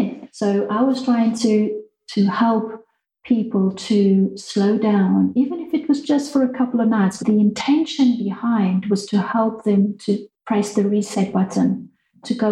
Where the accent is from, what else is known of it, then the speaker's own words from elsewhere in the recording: Mozambique; moved away; growing up in Mozambique, where I had no one to play with besides the children on the farm